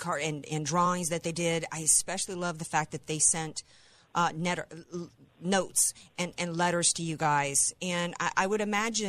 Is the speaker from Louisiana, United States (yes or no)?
yes; New Orleans, Louisiana, United States; I'm from New Orleans